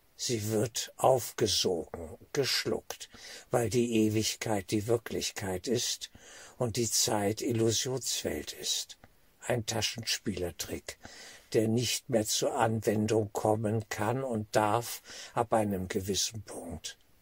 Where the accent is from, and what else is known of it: Germany